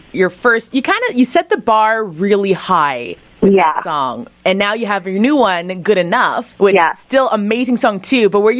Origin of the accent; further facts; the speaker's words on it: Montreal, Quebec, Canada; We're both from Montreal.